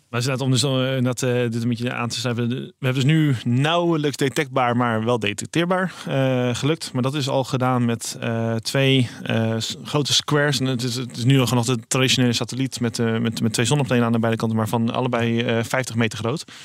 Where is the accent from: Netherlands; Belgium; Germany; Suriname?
Netherlands; Rotterdam, South Holland; ik kom uit Rotterdam